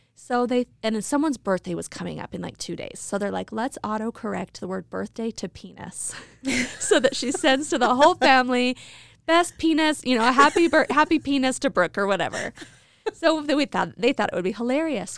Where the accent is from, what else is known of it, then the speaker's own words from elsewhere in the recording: Idaho Falls, Idaho, United States; I grew up in Idaho Falls.